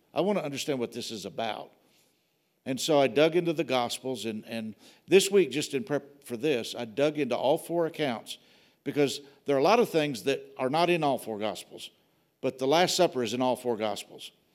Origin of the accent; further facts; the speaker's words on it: Wilmore, Kentucky, United States; moved away; The church I grew up in was in Wilmore, Kentucky